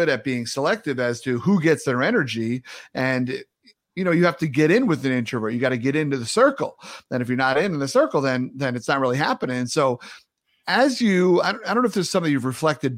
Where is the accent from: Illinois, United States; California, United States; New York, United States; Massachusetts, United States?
New York, United States; moved away as an adult; also born or lived in North Carolina; Born and raised in New York, went to school in North Carolina